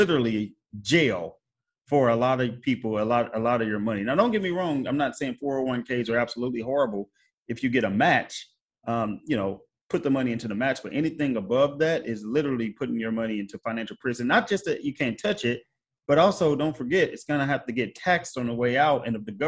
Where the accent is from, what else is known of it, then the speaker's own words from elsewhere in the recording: Missouri, United States; my home state of Missouri